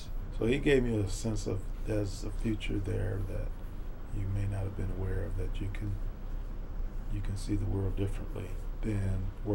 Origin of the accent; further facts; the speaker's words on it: Houston, Texas, United States; also born or lived in Fifth Ward, Houston; I grew up in Sunnyside